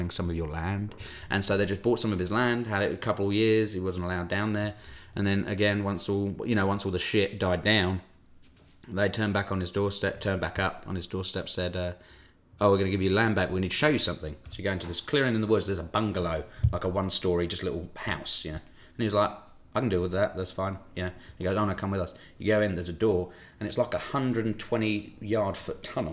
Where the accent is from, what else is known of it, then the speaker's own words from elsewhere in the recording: England, United Kingdom; moved away; I know you know me as an English person